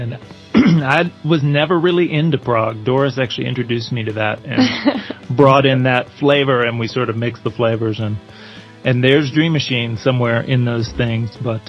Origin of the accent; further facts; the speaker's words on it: Memphis, Tennessee, United States; I grew up in Memphis, grew up listening to soul records and, you know, Stax and all that type of stuff